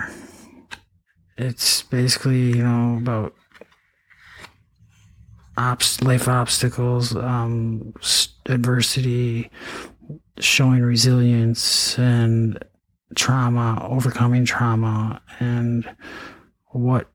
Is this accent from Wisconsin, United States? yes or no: yes; Eau Claire, Wisconsin, United States; also born or lived in Altoona, Wisconsin / St. Cloud, Minnesota; I went to, you know, high school in Eau Claire, Altoona, I mean. I was born in Eau Claire.